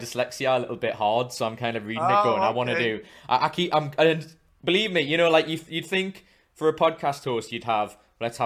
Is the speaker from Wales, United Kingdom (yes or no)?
no; Newcastle upon Tyne, North East England, United Kingdom; I'm from Newcastle, so I'm not far from Scotland